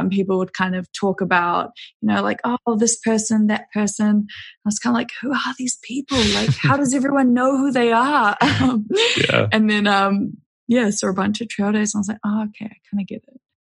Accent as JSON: {"language": "English", "region": "Auckland", "country": "New Zealand", "tie": "born or raised there", "also_born_or_lived": "New York / Denver", "said": "I grew up in New Zealand, out in West Auckland, and then went to university in Auckland"}